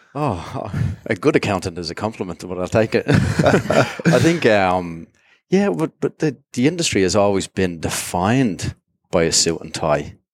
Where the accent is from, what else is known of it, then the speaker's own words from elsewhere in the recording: Dublin, Leinster, Ireland; moved away as an adult; also born or lived in Jersey; now in Singapore; originally from Dublin and grew up there